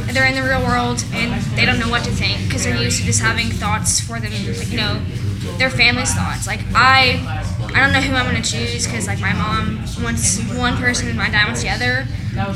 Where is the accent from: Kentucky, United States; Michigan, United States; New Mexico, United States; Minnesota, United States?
Kentucky, United States; Lexington; I'm from Lexington, so, like, I live like 20 minutes away, and my high school is really close to here